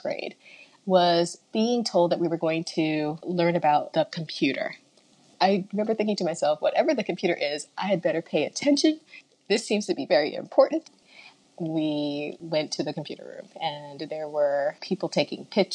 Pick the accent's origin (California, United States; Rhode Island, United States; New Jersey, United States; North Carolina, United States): New Jersey, United States; New Brunswick; now in Bay Area, United States; growing up in New Brunswick